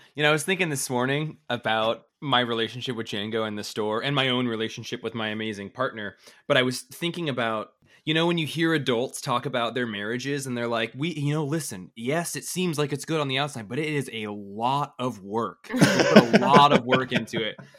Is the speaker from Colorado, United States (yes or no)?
no; Colville, Washington, United States; now in Bellingham, United States; I'm from a really horrible small t, like, tiny town in northeast Washington